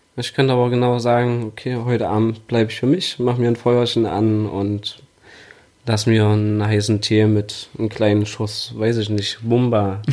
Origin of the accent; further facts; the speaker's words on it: Erfurt, Thuringia, Germany; moved away as an adult; now in Leipzig, Germany; Ursprünglich komme ich aus Erfurt, wohne aber jetzt schon seit fast 13 Jahren in Leipzig